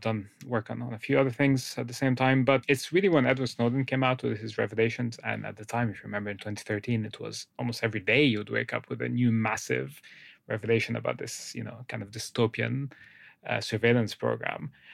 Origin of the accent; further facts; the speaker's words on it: Egypt; moved away; I grew up in, in Egypt, uh, I'm from Egypt originally.